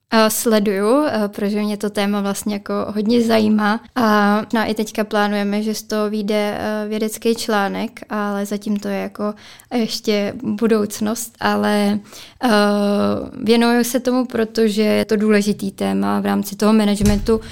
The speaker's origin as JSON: {"language": "Czech", "town": "Česká Skalice", "region": "Hradec Králové Region", "country": "Czechia", "said": "já jsem totiž z Český skalice"}